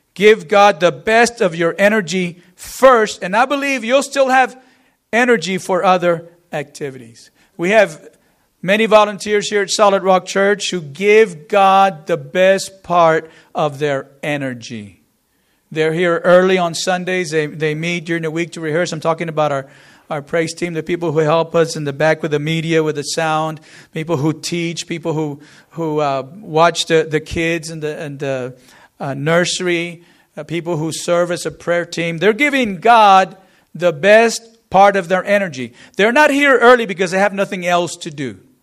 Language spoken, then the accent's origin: English; Corpus Christi, Texas, United States; We grew up in the Corpus area, lived there for, for many years